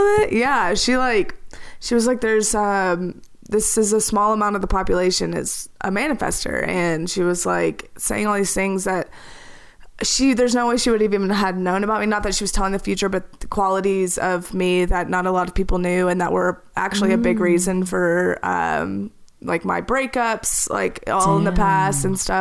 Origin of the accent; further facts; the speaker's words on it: Little Rock, Arkansas, United States; moved away as an adult; also born or lived in Hawaii; now in Denver, United States; I'm from Little Rock, Arkansas, and I lived there for about 30 years, and I actually just moved to Denver last year